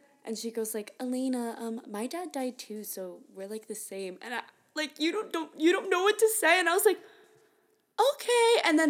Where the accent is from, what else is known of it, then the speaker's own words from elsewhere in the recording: New Jersey, United States; I'm from New Jersey.